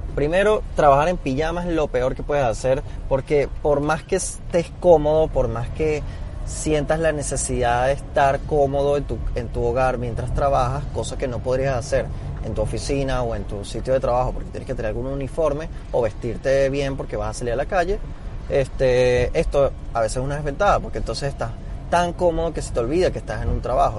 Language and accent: Spanish; Venezuela; now in Panama City, Panama; yo siendo venezolano